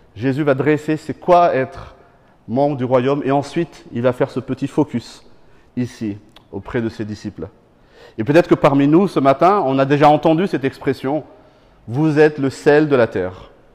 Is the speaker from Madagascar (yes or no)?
yes; Madagascar; moved away; quand j'étais petit, je viens de Madagascar, on mangeait très souvent du poisson séché